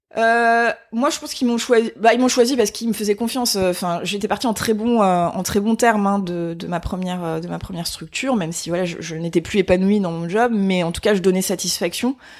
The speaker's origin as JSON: {"language": "French", "town": "Épinal", "region": "Grand Est", "country": "France", "said": "je viens des Vosges hein, en fait. Donc je suis née à Épinal dans les Vosges"}